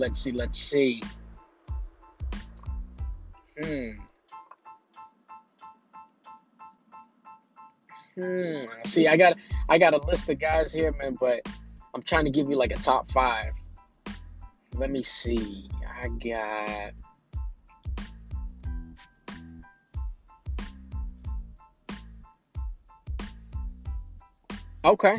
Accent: Boston, Massachusetts, United States; I'm from Boston

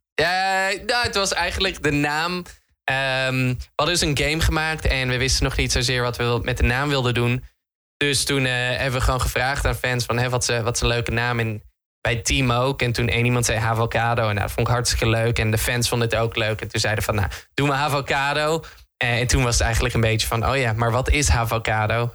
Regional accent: Netherlands; Ik ben een Hollander

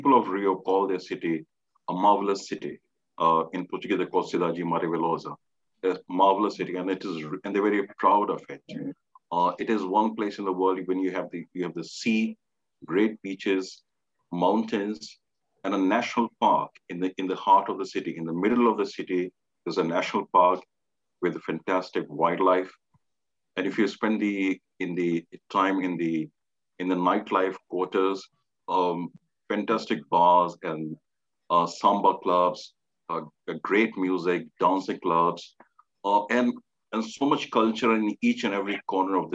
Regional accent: India; growing up in India, we always heard the stories

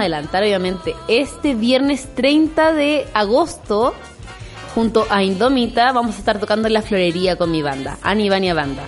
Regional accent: Puerto Montt, Los Lagos, Chile; soy de Puerto Montt

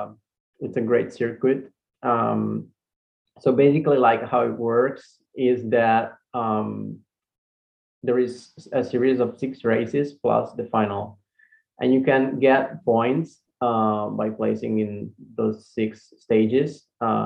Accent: Italy; I'm from Italy

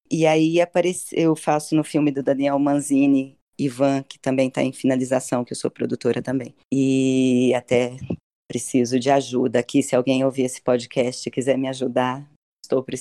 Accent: Ituverava, São Paulo, Brazil; eu sou de Tuverava

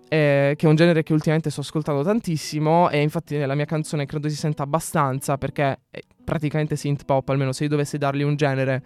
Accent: Apulia, Italy; moved away; also born or lived in Milan; io sono pugliese, che sono in Puglia

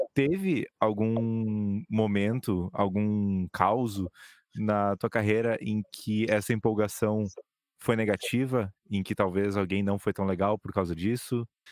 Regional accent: Brazil; a gente é brasileiro

